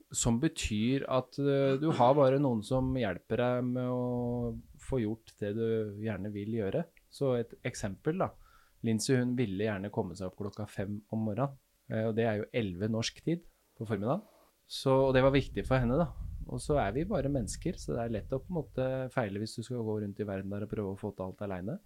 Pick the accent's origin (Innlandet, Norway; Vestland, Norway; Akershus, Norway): Akershus, Norway; Kløfta; now in Porsgrunn, Norway; Jeg er fra Øvre Romerike